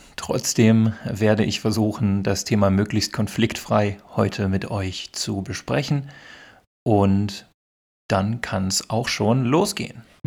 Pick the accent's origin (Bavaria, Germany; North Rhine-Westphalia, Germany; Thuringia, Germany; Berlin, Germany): North Rhine-Westphalia, Germany; Ruhr area; first language German; also born or lived in Netherlands; ich als Norddeutscher, ich komme aus dem Ruhrgebiet